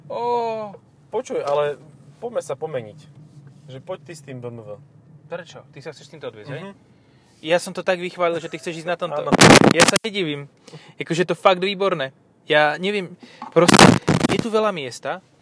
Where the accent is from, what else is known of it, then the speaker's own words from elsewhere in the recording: Stropkov, Prešov Region, Slovakia; V tomto som trochu, zo Stropkova.